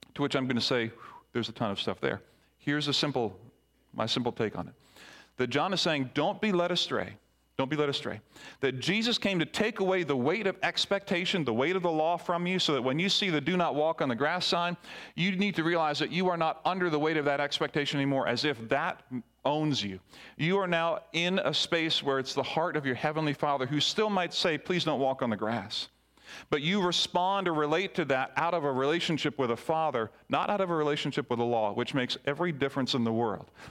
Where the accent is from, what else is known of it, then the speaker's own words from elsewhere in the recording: Barbados; moved away; I grew up in the Caribbean in Barbados